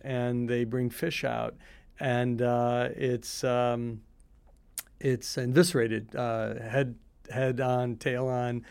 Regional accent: Highland Park, Illinois, United States; I grew up in Chicago. I actually grew up in a town called Highland Park

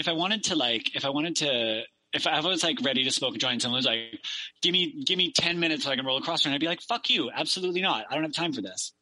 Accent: Victoria, British Columbia, Canada; I grew up in Victoria

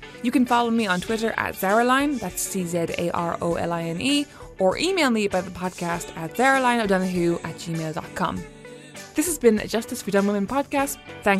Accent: Philippines; I'm gay. I'm Filipino.

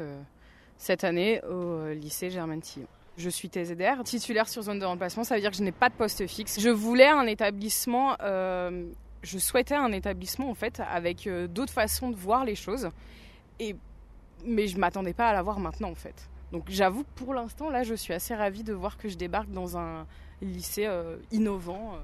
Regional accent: Burgundy, Bourgogne-Franche-Comté, France; moved away; je viens de Bourgogne à la base.

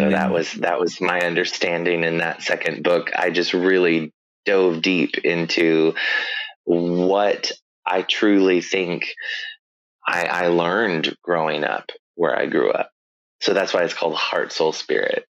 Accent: Northwest Arkansas, United States; I grew up in Northwest Arkansas, but I grew up in a smaller community to where it's almost very isolated.

